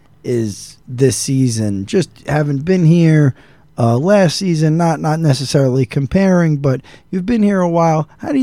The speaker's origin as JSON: {"language": "English", "town": "New York City", "region": "New York", "country": "United States", "said": "I'm from New York City."}